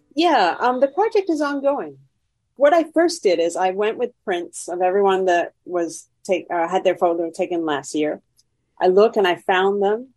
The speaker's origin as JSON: {"language": "English", "region": "Vermont", "country": "United States", "tie": "born or raised there", "also_born_or_lived": "Montreal", "moved": "yes", "lives_now": "Chicago, United States", "said": "I grew up in Vermont, which is very white, not very diverse."}